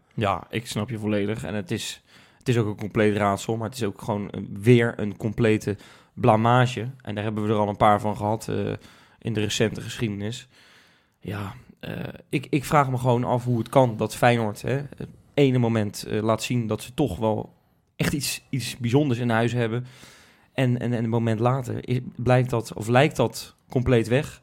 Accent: Rotterdam, South Holland, Netherlands; Wij zijn Rotterdammers

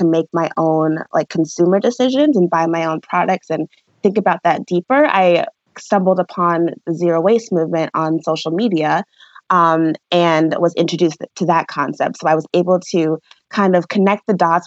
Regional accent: suburbs of Detroit, Michigan, United States; moved away as an adult; also born or lived in Milwaukee, Wisconsin; now in Seattle, United States; I currently live in Seattle, Washington, but I am originally from Michigan, from the suburbs of Detroit. And that's where I grew up

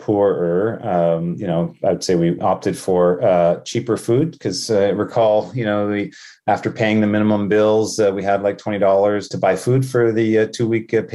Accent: Winnipeg, Manitoba, Canada; also born or lived in Thunder Bay, Ontario; I was born in Thunder Bay, Ontario, but grew up in Winnipeg

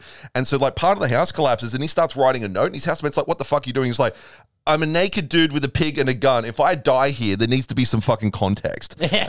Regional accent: Lake Macquarie, New South Wales, Australia; I grew up on Lake Macquarie. And so like sometimes like I lived in Rathmines

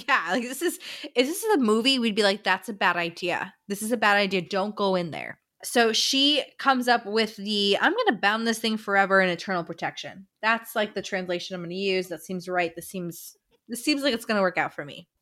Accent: Florida, United States; we're from Florida

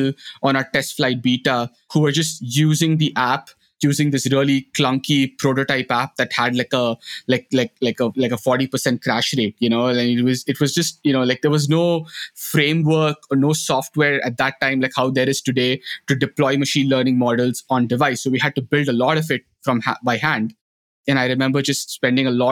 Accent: India; moved away as an adult; now in Netherlands; a blind school in my hometown in India

